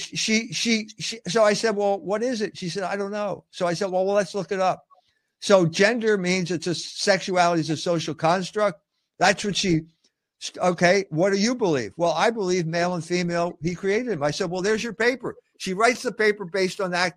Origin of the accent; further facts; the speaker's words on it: United States; I'm half Irish and half German. So what does that mean? I'm an American.